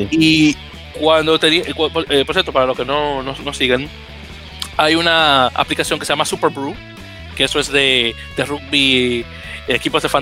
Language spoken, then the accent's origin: Spanish; Uruguay; Esto me mató mucho la risa siendo uruguayo, claro.